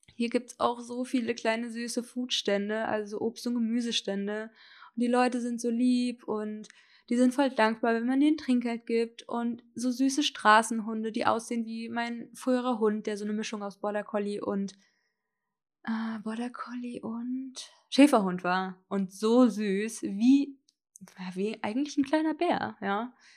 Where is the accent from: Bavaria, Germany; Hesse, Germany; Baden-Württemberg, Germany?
Hesse, Germany; moved away as an adult; also born or lived in Berlin; Ich bin dann nach Hessen, wo ich aufgewachsen bin und mein Abi gemacht habe